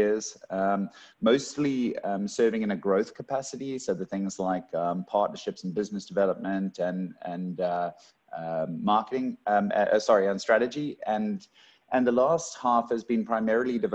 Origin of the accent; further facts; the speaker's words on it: Cape Town, Western Cape, South Africa; moved away as an adult; now in Australia; coming from South Africa originally, born and raised in Cape Town and only been in Australia for the better part of 3 years